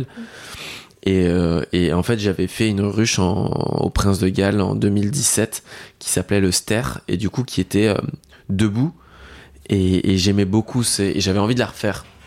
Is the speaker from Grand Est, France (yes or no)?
yes; Lorraine, Grand Est, France; je suis originaire de Lorraine